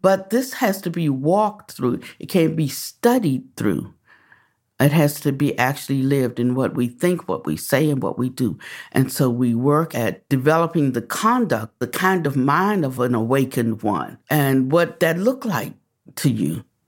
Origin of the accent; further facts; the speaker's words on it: Washington, District of Columbia, United States; moved away; also born or lived in the South; I was born in Washington, D C